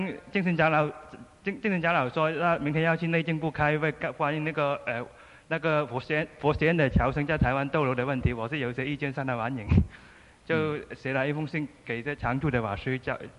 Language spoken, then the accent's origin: Chinese; Macau; 我是澳门来的，